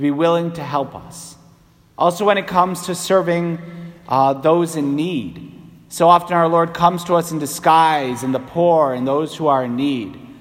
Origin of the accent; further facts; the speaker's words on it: New England, United States; as an Irish Catholic New Englander